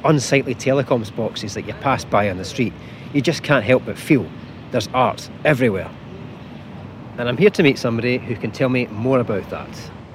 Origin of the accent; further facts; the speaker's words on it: Scotland, United Kingdom; As a Scottish travel writer and blogger